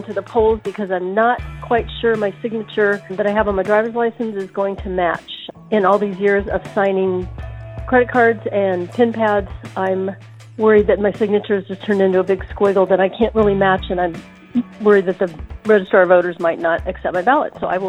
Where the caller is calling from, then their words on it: San Diego, California, United States; I'm calling from San Diego.